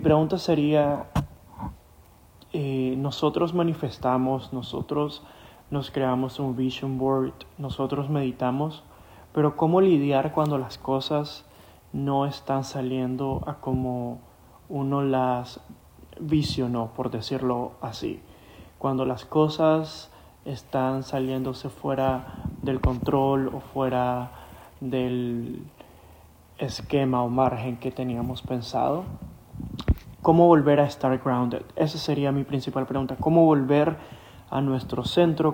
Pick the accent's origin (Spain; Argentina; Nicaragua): Nicaragua; now in United States; soy de Nicaragua y actualmente estoy viviendo en Estados Unidos.